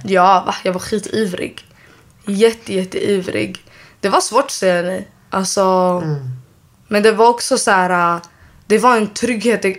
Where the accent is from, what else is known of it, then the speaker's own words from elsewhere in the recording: Solna, Stockholm County, Sweden; uppväxt i Solna. Jag har växt upp där.